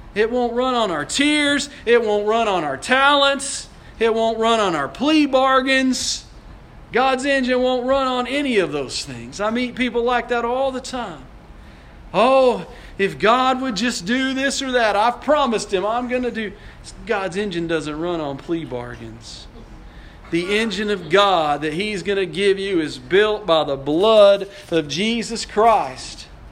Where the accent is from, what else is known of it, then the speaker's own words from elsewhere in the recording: Odessa, Texas, United States; I grew up in Odessa